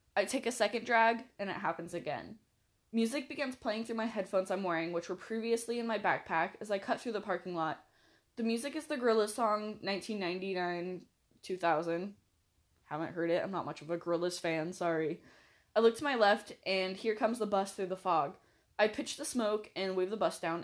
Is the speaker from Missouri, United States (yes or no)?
no; Washington, United States; I'm from Washington